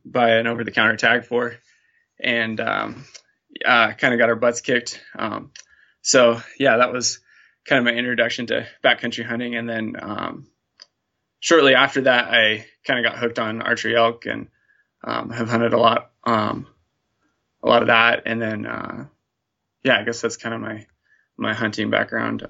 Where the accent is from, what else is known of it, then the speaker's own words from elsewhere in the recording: Montana, United States; I'm born and raised in Montana